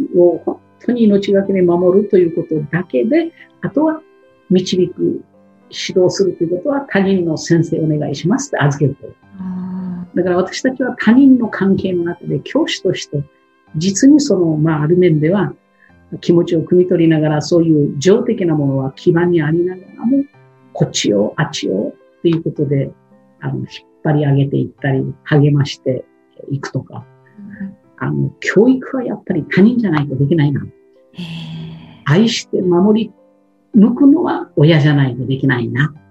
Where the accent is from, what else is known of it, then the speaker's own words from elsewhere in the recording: Shimabara Peninsula, Nagasaki, Japan; moved away as an adult; also born or lived in Tokyo; 長崎県の島原半島のああいう地域で育ってきた私